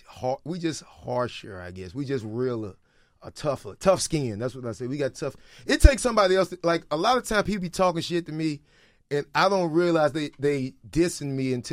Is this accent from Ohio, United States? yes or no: no; Jacksonville, Florida, United States; I'm from Jacksonville.